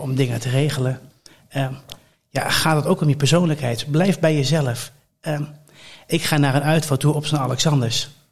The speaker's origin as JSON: {"language": "Dutch", "town": "Colmschate", "region": "Overijssel", "country": "Netherlands", "tie": "born or raised there", "said": "Ik ben opgegroeid in Kolmsgaat. Dat is een, dat is een dorp bij Deventer"}